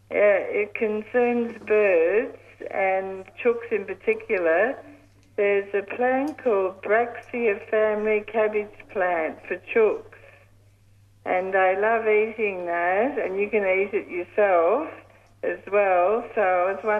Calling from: Broadmeadows, Victoria, Australia; I'm actually calling from Broadmeadows. I'm still in hospital.

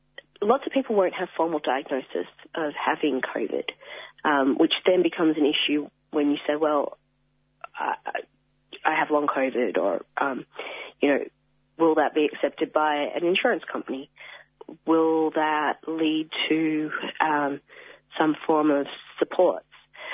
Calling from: Wangaratta, Victoria, Australia; Sure. I'm speaking from Bangarang Land, Wangaratta, and I acknowledge the leaders past, present and future. From Bangarang Land, speaking from my living room.

